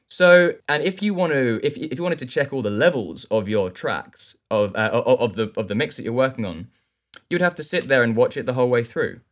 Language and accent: English; south coast of England, United Kingdom; moved away as an adult; now in London, United Kingdom; I live in London now. I grew up on the south coast of England